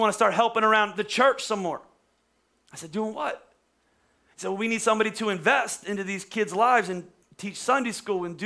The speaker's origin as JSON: {"language": "English", "town": "Bordentown", "region": "New Jersey", "country": "United States", "also_born_or_lived": "Dallas, Texas", "moved": "as an adult", "said": "I used to tell people I was from Philadelphia, even though I'm from Bordertown"}